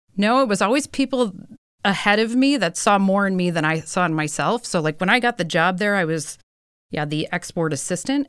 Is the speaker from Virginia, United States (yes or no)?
no; Milwaukee, Wisconsin, United States; moved away as an adult; also born or lived in Minnesota; I grew up in Milwaukee.